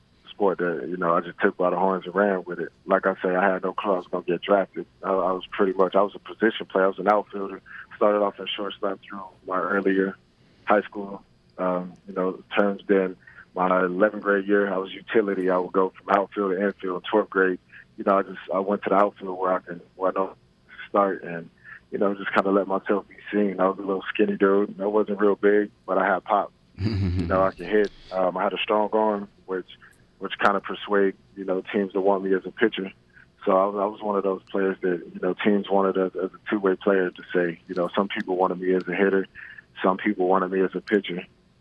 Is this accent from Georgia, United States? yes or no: yes; Columbus, Georgia, United States; also born or lived in Germany; Yeah, I was born in Germany due to the fact that my father was in the military. But I do like to claim Columbus, Georgia. You know, that's where I spent a majority of my childhood.